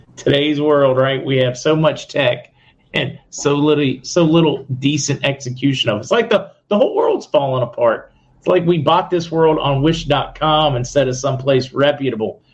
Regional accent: Indiana County, Pennsylvania, United States; moved away; I'm originally from Indiana County in Pennsylvania

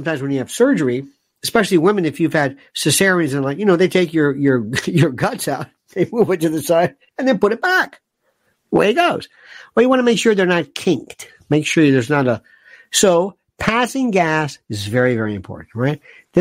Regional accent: United States; I am an American.

